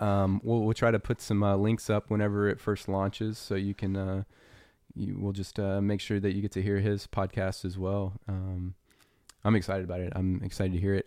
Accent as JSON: {"language": "English", "region": "Louisiana", "country": "United States", "tie": "born or raised there", "said": "I was raised in Louisiana"}